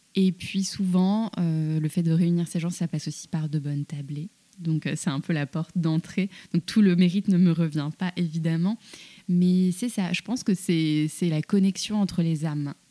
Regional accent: France; je suis née en France, j'avais un peu le poids de, je pense, du complexe de l'immigré de deuxième génération.

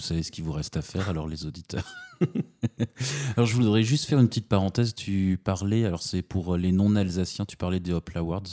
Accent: Strasbourg, Grand Est, France; moved away; also born or lived in south of France; j'enregistre à Strasbourg dans ma ville natale qui me manque tellement depuis le sud de la France

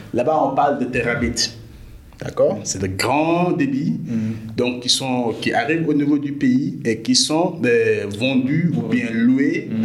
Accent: Dakar, Senegal; je suis né à Dakar, j'ai grandi à Dakar comme tout, euh, tout jeune sénégalais

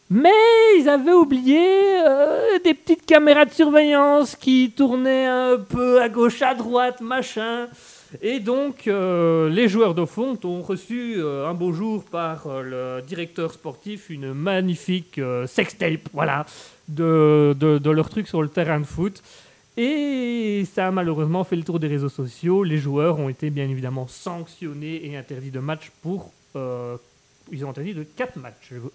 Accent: Belgium; je suis belge. Je, vis en Belgique, je suis belge

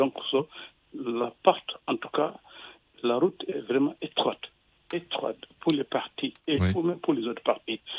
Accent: Senegal; moved away as an adult; also born or lived in Cameroon; Lorsque j'étais jeune, euh, un peu plus de 20 ans, j'ai quitté sur moi Sénégal

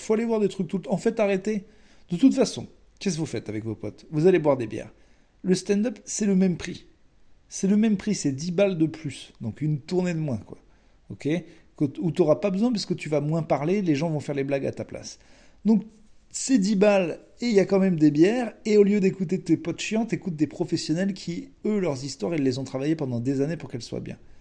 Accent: France; On est français

